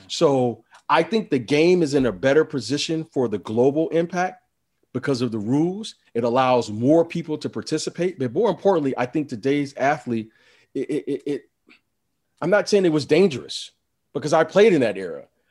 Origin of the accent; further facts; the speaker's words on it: Detroit, Michigan, United States; I'm from Detroit